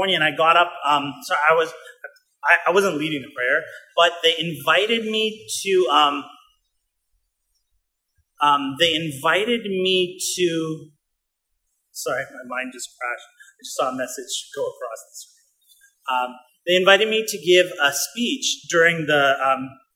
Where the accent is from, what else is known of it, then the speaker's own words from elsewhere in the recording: Winnipeg, Manitoba, Canada; We grew up in Winnipeg, Manitoba, Canada, in the middle of Canada, freezing cold.